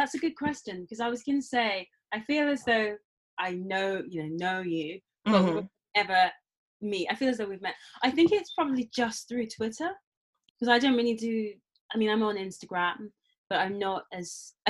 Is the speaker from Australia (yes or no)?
no; London, United Kingdom; I grew up in London. I'm black British, or I suppose these days people say black British West African.